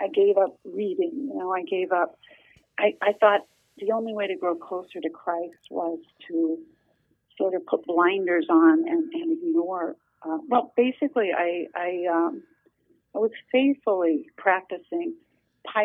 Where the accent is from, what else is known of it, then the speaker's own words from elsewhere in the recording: Nebraska, United States; also born or lived in central Minnesota; now in Minnesota, United States; I grew up in Nebraska